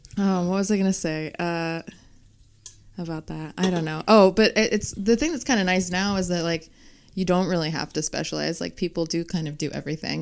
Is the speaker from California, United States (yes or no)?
yes; Fresno, California, United States; moved away as an adult; also born or lived in New York; I'm actually from Fresno, California